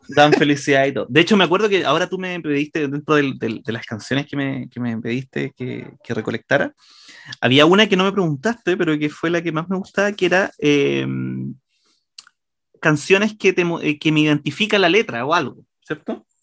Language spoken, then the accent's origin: Spanish; Santiago, Santiago Metropolitan Region, Chile; mis papás son de Los Ángeles, yo, yo nací en Santiago